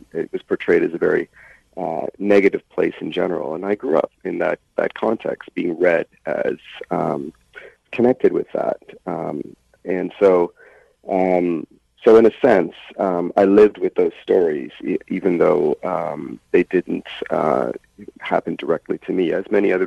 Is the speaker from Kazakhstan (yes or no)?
no; Toronto, Ontario, Canada; I grew up in Scarborough